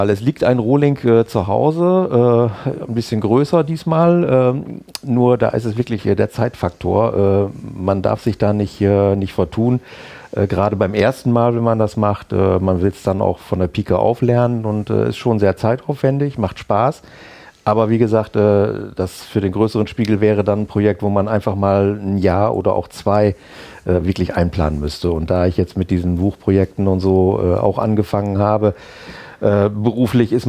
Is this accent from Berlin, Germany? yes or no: no; Bad Bentheim, Lower Saxony, Germany; ich äh, komme aus Bad Bentheim, bin dort geboren, aufgewachsen und äh, zur Schule gegangen und eigentlich äh, groß weg von Bentham nie gewesen, bis auf mal eine kurze Zeit äh, in Oldenburg berufsmäßig.